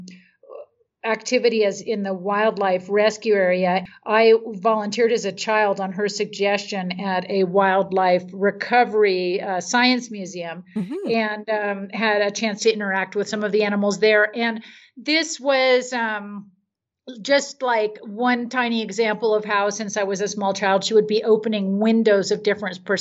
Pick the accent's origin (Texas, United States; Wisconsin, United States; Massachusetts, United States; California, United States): California, United States; Marin County; moved away as an adult; also born or lived in San Francisco, California; now in Mexico; I grew up in Marin County